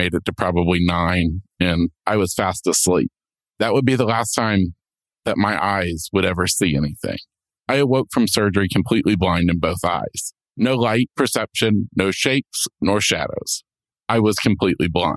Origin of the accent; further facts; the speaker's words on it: Florida, United States; I'm from Florida